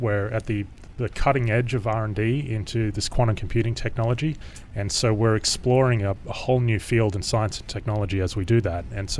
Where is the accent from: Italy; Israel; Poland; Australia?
Australia; moved away; I grew up in Australia.